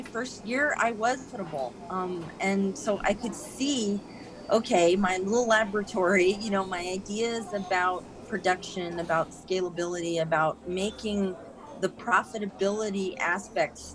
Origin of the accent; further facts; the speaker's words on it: Sebastopol, California, United States; I grew up in Sebastopol, spent my whole life in Sonoma County.